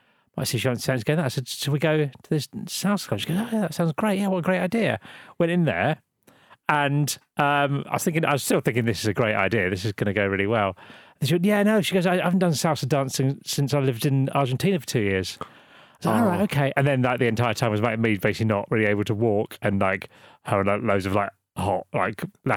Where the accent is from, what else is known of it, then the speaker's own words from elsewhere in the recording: Norwich, East of England, United Kingdom; I'm 44, I'm from Norwich